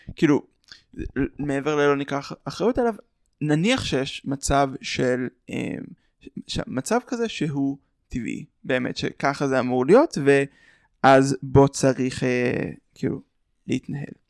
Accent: Ra'anana, Central District, Israel; אני מרעננה, התפעלנו בקהילה

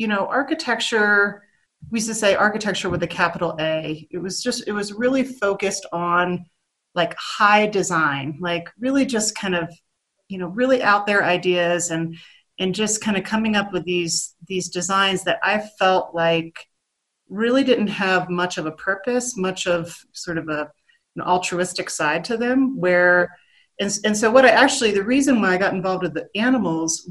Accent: Pennsylvania, United States; I'm originally from Pennsylvania

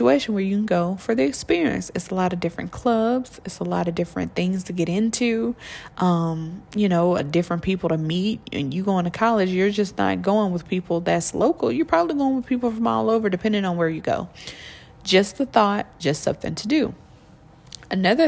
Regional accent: Georgia, United States; I come from Georgia

